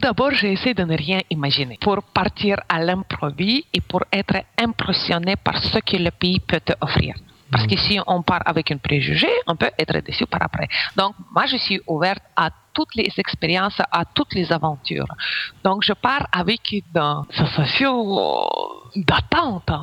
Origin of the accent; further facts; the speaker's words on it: Ukraine; French is a second language; moved away as an adult; now in Belgium